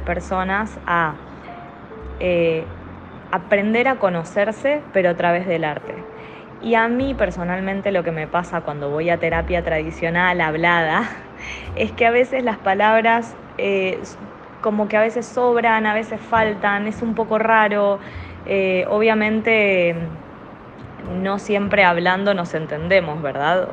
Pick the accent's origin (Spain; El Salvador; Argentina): Argentina; moved away as an adult; now in Panama; estoy acá en Panamá y vengo de Argentina